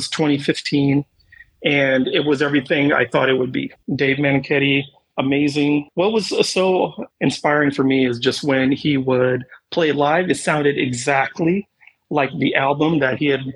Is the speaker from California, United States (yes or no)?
yes; Bay Area, San Francisco, East Bay, California, United States; growing up in the Bay Area, San Francisco, East Bay